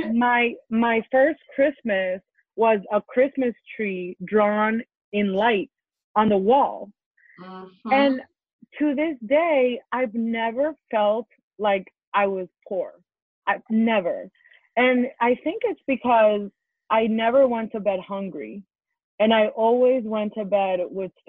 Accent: East Hampton, New York, United States; also born or lived in Colombia; growing up in the Hamptons, man, growing up in the Hamptons

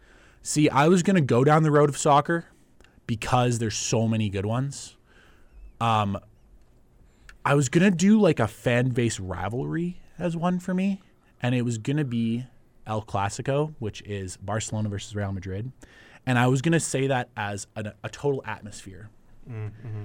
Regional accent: Canada; being Canadian

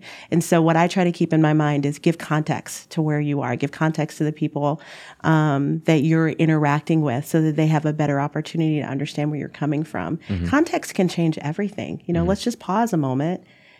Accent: the South, United States; Number one, we're from the South. And in the Midwest, communication is different.

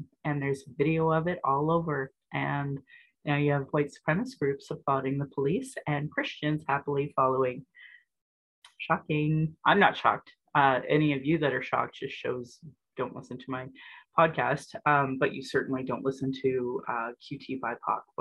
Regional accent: Calgary, Alberta, Canada; born and raised in Alberta

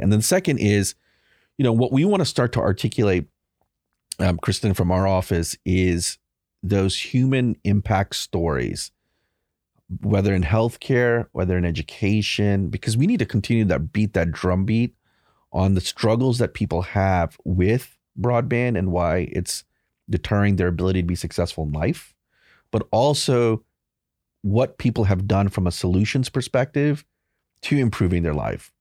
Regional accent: Baton Rouge, Louisiana, United States; moved away; I grew up in Baton Rouge. I left in ninety-seven.

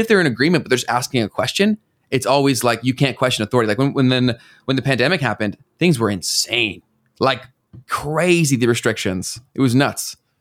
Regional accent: Canada; we already pay so much in taxes in this country

